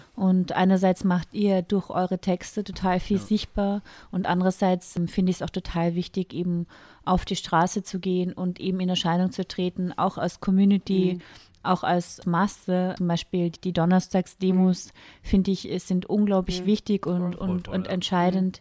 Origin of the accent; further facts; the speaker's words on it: Carinthia, Austria; ich bin in Kärnten yeah. geboren